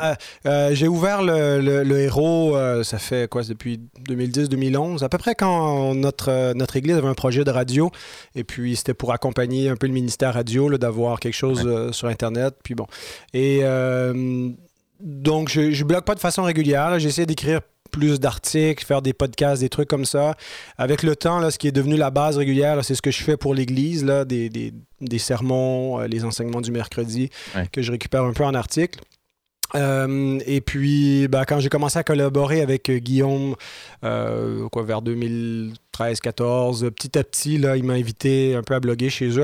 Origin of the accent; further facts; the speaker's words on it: Saint-Jérôme, Quebec, Canada; c'est ma ville natale même